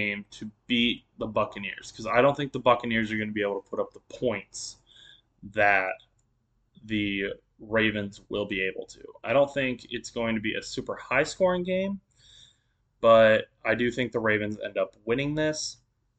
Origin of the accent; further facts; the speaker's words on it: Indiana, United States; I grew up in Indiana